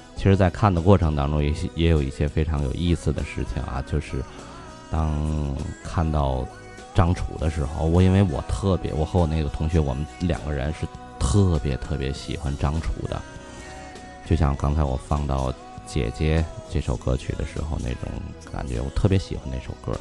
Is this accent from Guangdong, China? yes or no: no; Tianjin, China; accent: Tianjin dialect; 我们天津话叫瓢把子